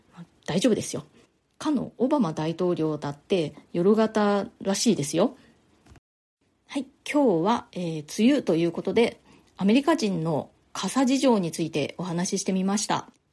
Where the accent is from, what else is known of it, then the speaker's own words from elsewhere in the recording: Nagasaki, Japan; moved away as an adult; now in New York, United States; 私の実家のある長崎の方で